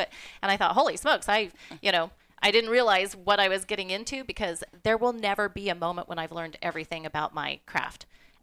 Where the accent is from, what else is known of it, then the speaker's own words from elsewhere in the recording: Colorado, United States; moved away as an adult; also born or lived in Alaska; I grew up in Colorado on a ranch